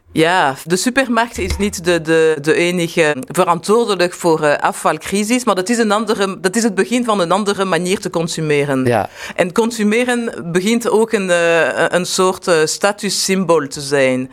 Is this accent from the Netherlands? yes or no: no; Brussels, Brussels-Capital Region, Belgium; als Brusselaar